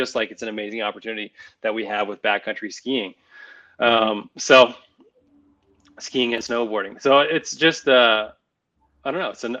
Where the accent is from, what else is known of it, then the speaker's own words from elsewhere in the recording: Nevada, United States; I grew up in Nevada